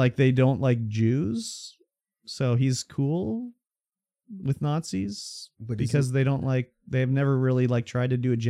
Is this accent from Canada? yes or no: yes; Canada; When I was born in this country of Canada.